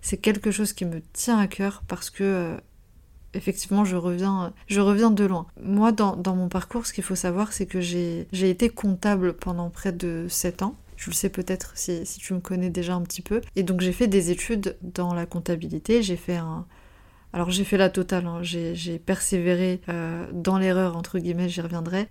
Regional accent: France; also born or lived in North Macedonia; je suis pas je suis pas née en France, je suis née en Macédoine, euh, je suis serbo-croate et je suis arrivée à l'âge de, de, 3 ans en, France

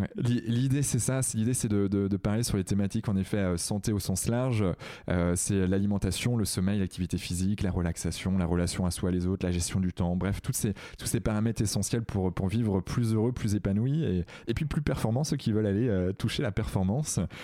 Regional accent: Redon, Brittany, France; je, suis originaire d'à côté de Rennes. Je suis né à Redon

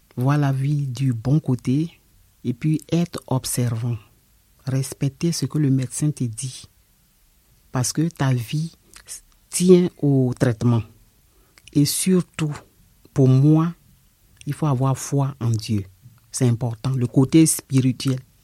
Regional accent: Côte d’Ivoire; moved away as an adult; now in France; Je suis de la Côte d'Ivoire.

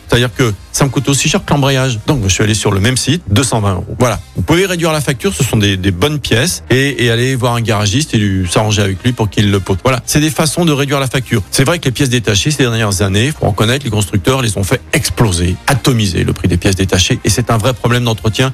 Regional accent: Écully, Auvergne-Rhône-Alpes, France; moved away; je suis d'Écully, etc. Ouais, c'est ma région, c'est ma ville

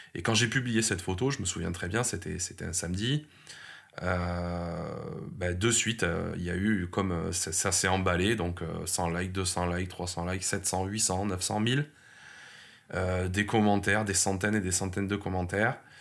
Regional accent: Montpellier, Occitania, France; ma ville natale, hein, qui est Montpellier, parce que je suis né ici et je, je, j'adore cette ville

